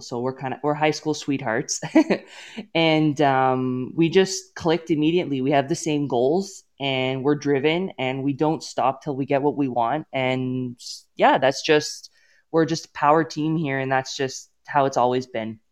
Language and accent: English; Toronto, Ontario, Canada; moved away as an adult; now in Edmonton, Canada; born and raised in Toronto, and, um, so I am from here